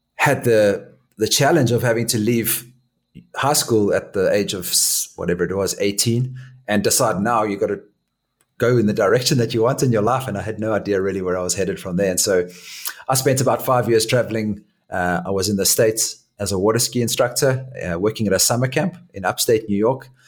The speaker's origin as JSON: {"language": "English", "town": "Johannesburg", "region": "Gauteng", "country": "South Africa", "tie": "born or raised there", "also_born_or_lived": "Durban, South Africa", "moved": "as an adult", "said": "I was born in Durban in South Africa, and when we were young, our family moved to a place called Johannesburg"}